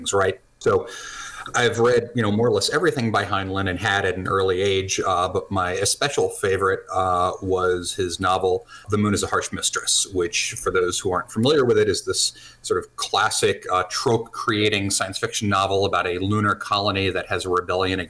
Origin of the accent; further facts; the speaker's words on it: New Jersey, United States; now in New Hampshire, United States; I'm an American. I grew up in New Jersey and bouncing around a few other states